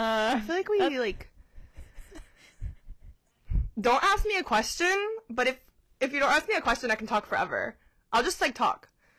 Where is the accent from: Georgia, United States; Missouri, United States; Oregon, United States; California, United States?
Georgia, United States; moved away as an adult; now in Hawaii, United States; So I moved here from Georgia, but I'll be here for 4 years this June.